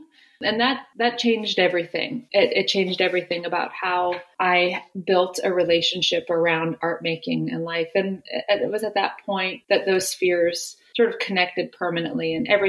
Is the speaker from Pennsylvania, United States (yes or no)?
yes; outside of Pittsburgh, Pennsylvania, United States; I grew up outside of Pittsburgh in a small mining town